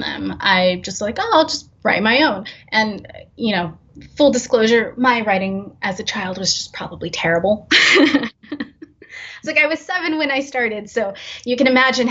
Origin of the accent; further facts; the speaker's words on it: San Francisco Bay Area, California, United States; growing up in the San Francisco Bay Area